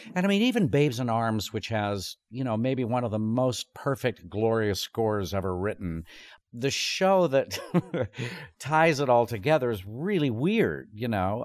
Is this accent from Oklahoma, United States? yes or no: yes; Tulsa, Oklahoma, United States; also born or lived in Chicago, Illinois; I was born in Chicago, and then, uh, we ended up moving to Tulsa, but I, I mostly grew up in Tulsa.